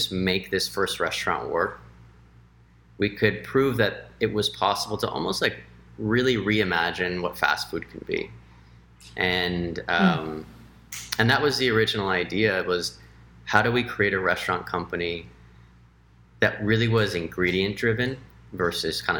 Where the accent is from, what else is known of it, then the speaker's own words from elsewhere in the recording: Los Angeles, California, United States; moved away as an adult; also born or lived in Washington, D.C.; I grew up in Los Angeles, and I'm half Mexican, half Chinese.